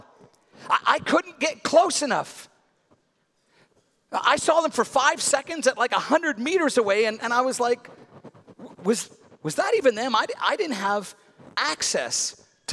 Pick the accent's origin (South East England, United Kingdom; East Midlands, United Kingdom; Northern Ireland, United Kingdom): Northern Ireland, United Kingdom; as a boy growing up in Northern Ireland